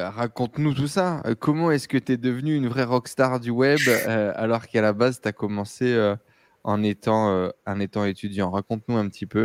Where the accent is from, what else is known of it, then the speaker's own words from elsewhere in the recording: Morocco; moved away as an adult; also born or lived in France; Je suis marocain.